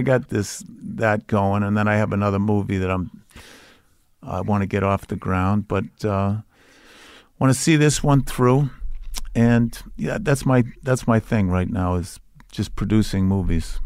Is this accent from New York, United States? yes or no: no; Boston, Massachusetts, United States; It's about growing up in Charlestown